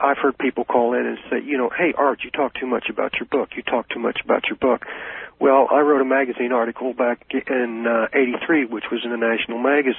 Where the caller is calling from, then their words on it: Colchester, Illinois, United States; I'm calling from Colchester, listening to you, Illinois